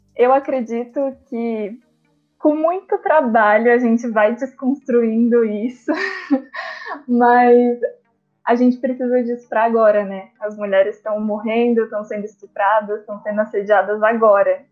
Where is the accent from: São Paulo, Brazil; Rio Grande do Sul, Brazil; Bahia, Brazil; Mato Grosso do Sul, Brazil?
São Paulo, Brazil; moved away as an adult; now in Uberlândia, Brazil; Eu sou de São Paulo, capital, mas fui para lá assim que eu passei